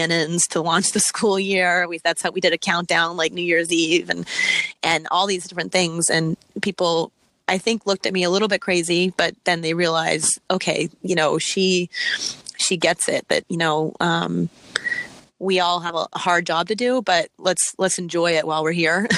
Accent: Virginia Beach, Virginia, United States; moved away as an adult; now in Massachusetts, United States; I'm from Virginia. And when I was living in Virginia Beach, that's where my family is and where I grew up for part of my time

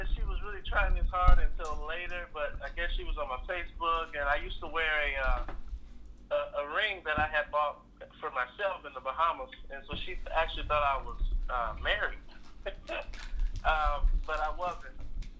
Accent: Oakland, California, United States; Born and raised in Oakland. Most people think I'm from Texas. I go back and forth so much that I start to develop an accent.

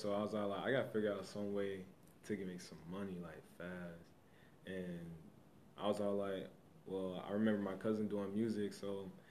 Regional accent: California, United States; moved away; I'm from California

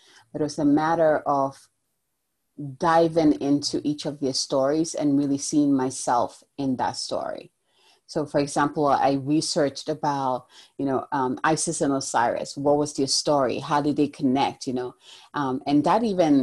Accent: Ghana; moved away; originally I'm from Ghana, in the African culture in general, you hear a lot of goddesses. And I actually grew up learning about like the river goddess

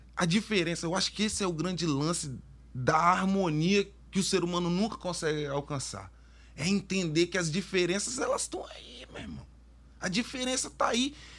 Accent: Vitória, Espírito Santo, Brazil; eu estudei numa escola que era dentro da UFES

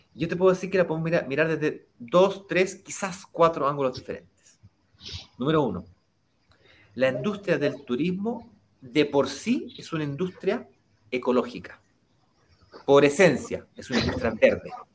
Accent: Chile; Chile, que es de donde yo soy originalmente

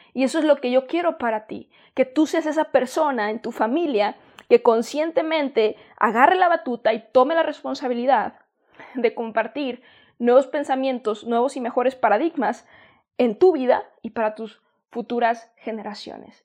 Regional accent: Mexico; also born or lived in San Diego, United States; Yo soy de México y estuve en San Diego

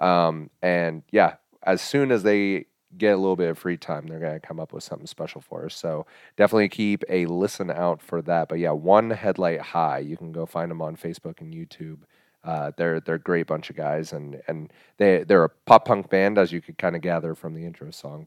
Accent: Hays, Kansas, United States; I was born and raised in Hayes, Kansas.

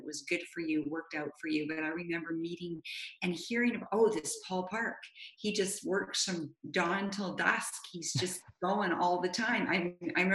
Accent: Vancouver, British Columbia, Canada; I grew up in Vancouver

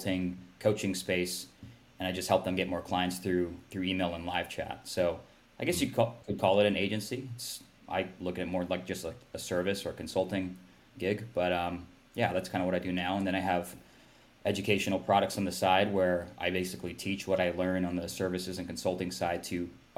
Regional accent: Hawaii, United States; moved away as an adult; now in Seattle, United States; so I've lived in Seattle the last 10 years or so. So West Coast. I'm originally from Hawaii. Went to college up here and then just ended up staying after.

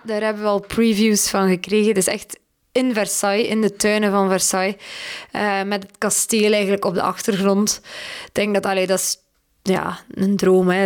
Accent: Belgium; wij zijn een klein dressuurland

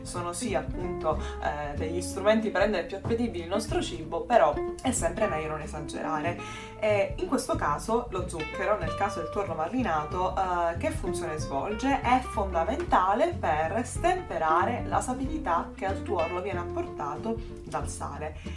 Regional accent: Sicily, Italy

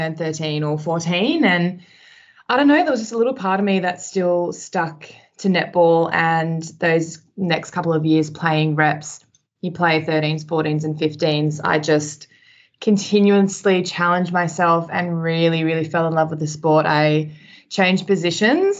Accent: Sydney, New South Wales, Australia; now in Melbourne, Australia; I grew up in New South Wales in Sydney

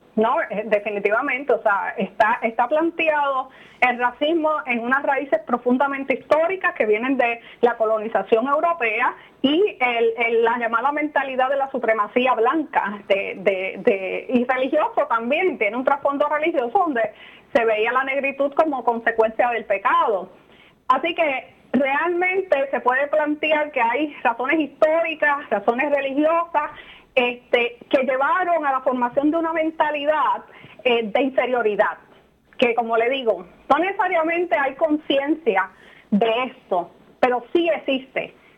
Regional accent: Puerto Rico

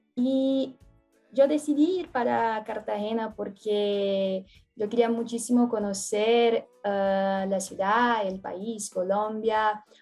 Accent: São Paulo, Brazil; Spanish is a second language; also born or lived in Juqueí; yo soy de São Paulo, Brasil.

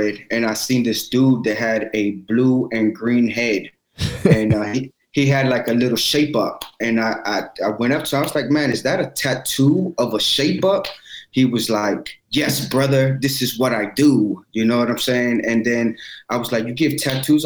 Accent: Maryland, United States; I'm from Maryland, and I own the Art of SMP

